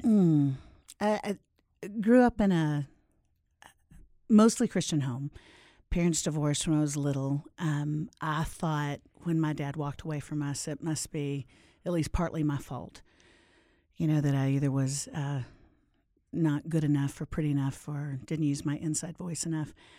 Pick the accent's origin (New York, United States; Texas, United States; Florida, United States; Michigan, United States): Florida, United States; Orlando; moved away as an adult; also born or lived in Nashville, Tennessee; I grew up in Orlando